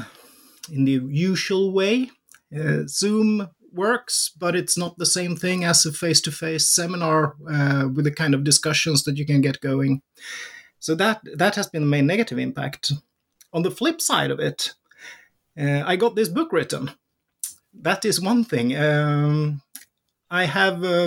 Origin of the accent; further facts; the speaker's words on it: Sweden; Born in the early 70s, raised in Sweden, growing up in the Swedish welfare society